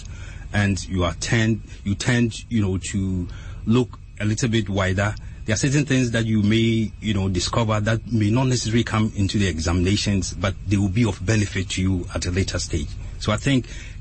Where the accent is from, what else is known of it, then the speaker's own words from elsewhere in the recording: Ghana; now in Accra, Ghana; I was born in Accra here at Abu Sukhain, but then my dad and my mom separated very early. So I was living with my mom in Accra here, and she said that, you know, she couldn't raise a boy in Accra here. So she sent me to my grandmom in our hometown, that's Kobe Piasi. And that's where I started my schooling.